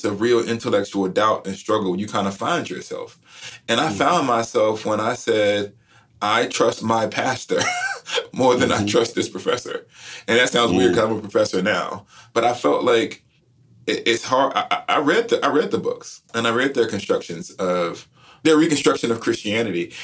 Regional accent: Alabama, United States; I grew up in Alabama

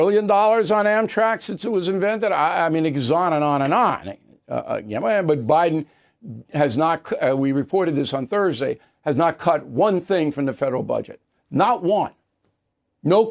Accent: Levittown, New York, United States; I grew up in Levittown.

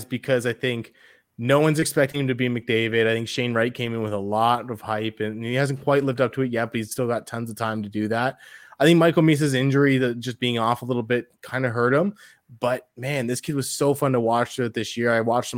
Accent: Windsor, Ontario, Canada; my hometown team.

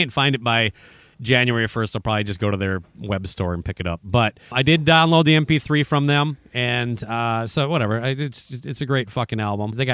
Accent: Minnesota, United States; I'm a Minnesotan

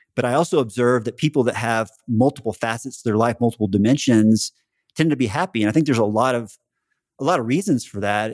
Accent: Central Texas, United States; moved away; growing up in Central Texas and staying in Texas most of my life

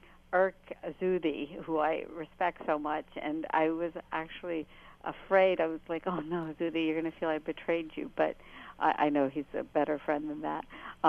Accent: United States; I voted for him because I am an American Muslim who wants to see our country deal with the issue of extremism

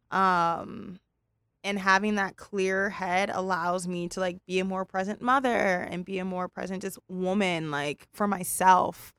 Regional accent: Pasadena, California, United States; we're California, Pasadena girls

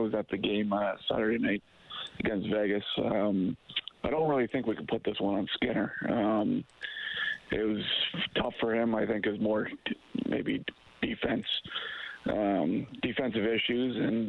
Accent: North Bay, Ontario, Canada; now in Barrie, Canada; In Barrie. We're from North Bay, though.

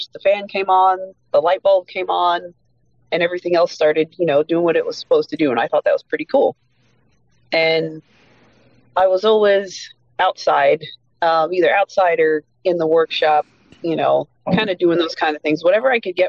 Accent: Exeter, Pennsylvania, United States; moved away as an adult; also born or lived in Reading, Pennsylvania; now in Maryland, United States; We moved to Exeter, Pennsylvania. That's where I was raised. That's where I grew up.

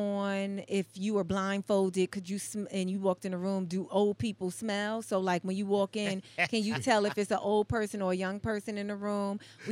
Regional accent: New York City, New York, United States; also born or lived in Brooklyn; I was born in Brooklyn, but I grew up in Harlem. I moved to Harlem when I was like 5.

